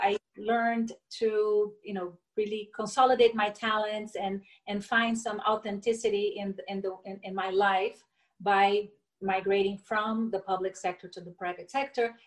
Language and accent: English; Brasília, Federal District, Brazil; also born or lived in Niterói, Rio de Janeiro, Brazil; I was raised in Brasilia, the capital